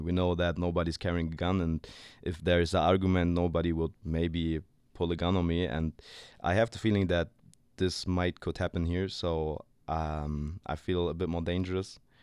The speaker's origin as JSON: {"language": "English", "region": "Berlin", "country": "Germany", "tie": "born or raised there", "second_language": "English", "said": "I've been born and raised in Berlin. I lived there for twenty-one years now."}